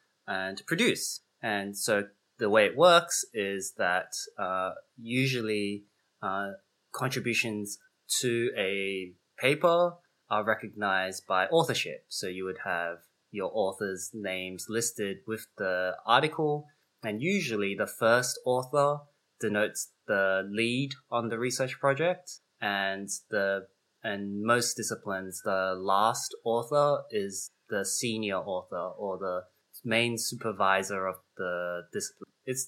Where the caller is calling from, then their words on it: Chicago, Illinois, United States; And I'm coming from Chicago, and those are the traditional lands of the Potawatomi nations